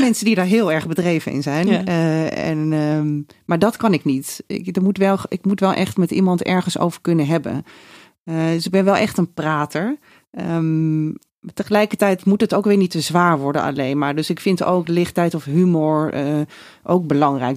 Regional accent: Raalte, Overijssel, Netherlands; moved away as an adult; now in Amsterdam, Netherlands; wegging uit Raalte, waar ik vandaan kom

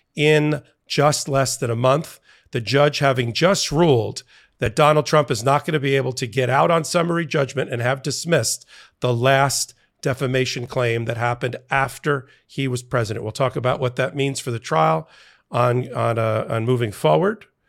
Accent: New York, United States; as a New Yorker

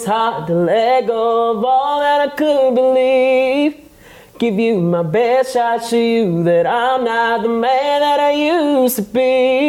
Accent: North Carolina, United States; also born or lived in New York; now in Nashville, United States; I'm originally from North Carolina.

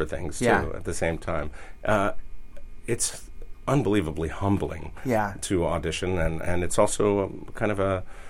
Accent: New York City, New York, United States; I'm a New Yorker

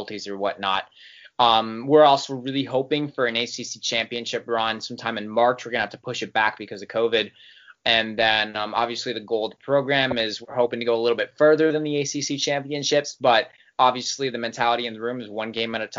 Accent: Michigan, United States; now in North Carolina, United States; I'm from Michigan

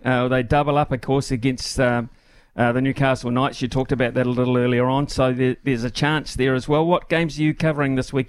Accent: Napier, Hawke's Bay, New Zealand; they're coming to my hometown of Napier.

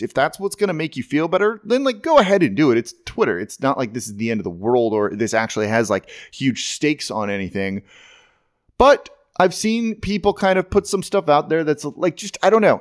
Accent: Los Angeles, California, United States; moved away; I'm being from Los Angeles originally.

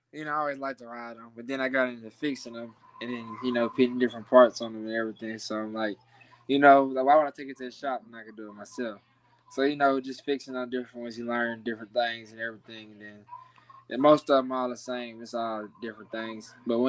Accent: Mississippi, United States; Well, you know, it's not really too much to do in Mississippi. You know, it's not really, you know, a big place or whatever.

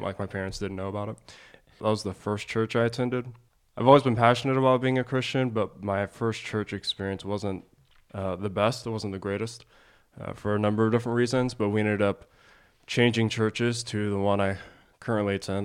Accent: Springfield, Ohio, United States; I grew up in Ohio, Springfield, Ohio

